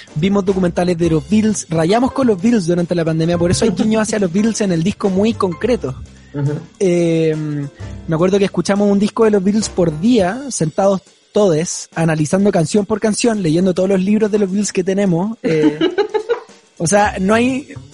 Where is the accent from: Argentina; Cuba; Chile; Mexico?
Chile; Santiago, Santiago Metropolitan Region; yo vengo, claro, como de Vitacura, de donde soy